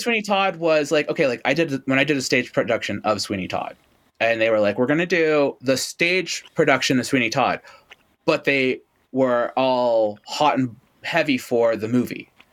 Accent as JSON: {"language": "English", "town": "Toronto", "region": "Ontario", "country": "Canada", "tie": "born or raised there", "said": "when I was a like kid growing up in Toronto"}